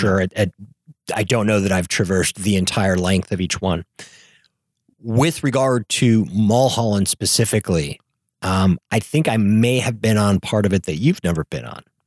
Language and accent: English; Northern Illinois, United States; moved away as an adult; also born or lived in Chicago; now in Southern California, United States; I'm from teeny tiny town in, in Northern Illinois